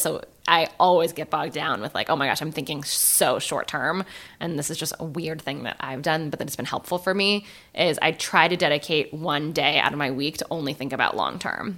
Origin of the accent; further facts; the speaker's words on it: San Francisco, California, United States; I'm from San Francisco